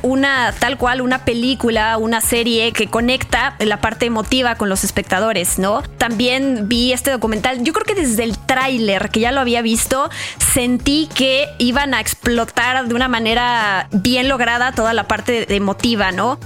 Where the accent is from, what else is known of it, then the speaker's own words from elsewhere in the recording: Mexico; como mexicanos nos emociona saber